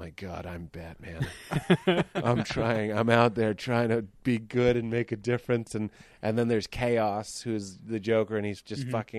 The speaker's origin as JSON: {"language": "English", "town": "Boston", "region": "Massachusetts", "country": "United States", "also_born_or_lived": "Chicago", "moved": "yes", "said": "I'm from Boston"}